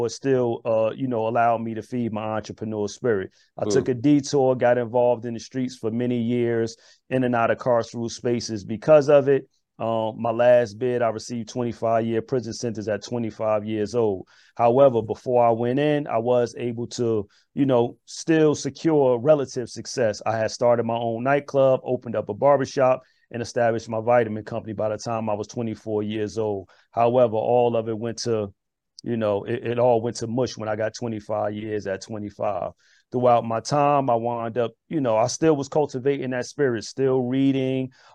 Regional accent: Newark, New Jersey, United States; also born or lived in Irvington, New Jersey; just a young brother growing up in Irvington and Newark

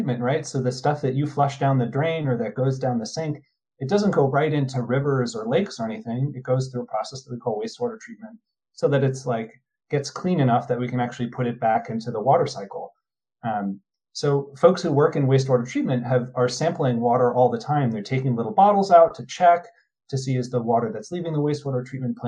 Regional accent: New Jersey, United States; I'm from New Jersey.

